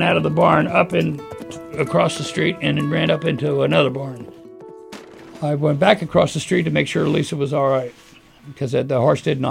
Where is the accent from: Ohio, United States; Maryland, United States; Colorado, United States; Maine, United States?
Maine, United States; Scarborough; I was born in Scarborough, Maine. Specifically, I was born in the grandstand at Scarborough Downs as a racetrack